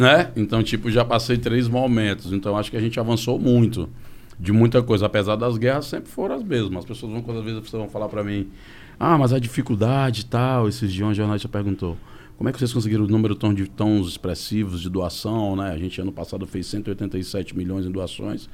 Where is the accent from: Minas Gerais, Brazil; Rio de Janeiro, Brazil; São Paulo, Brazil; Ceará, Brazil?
Ceará, Brazil; Fortaleza; Eu venho de Fortaleza, lá das quadras